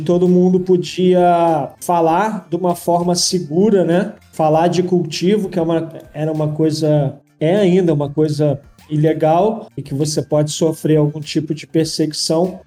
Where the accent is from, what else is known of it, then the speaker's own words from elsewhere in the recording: Rio de Janeiro, Brazil; moved away as an adult; now in Germany; eu morava no Rio, né? Ah, eu sou carioca